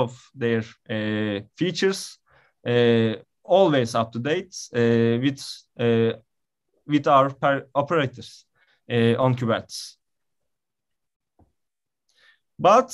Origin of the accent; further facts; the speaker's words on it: Istanbul, Turkey; also born or lived in Izmir; I am from Istanbul